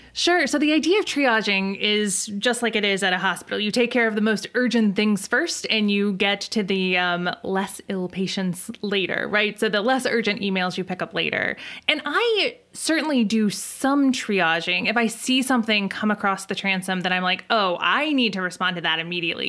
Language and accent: English; Midwest, United States; I'm a Midwesterner